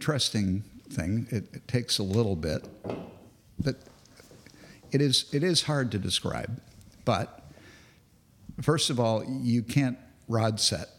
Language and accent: English; Grand Cayman, Cayman Islands; When my family was growing up in Grand Cayman, the locals there called me the ….